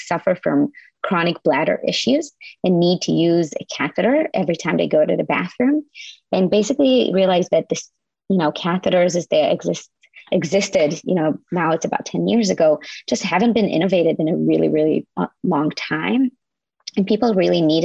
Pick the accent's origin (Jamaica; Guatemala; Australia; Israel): Israel; moved away as an adult; now in United States; I'm from Israel originally.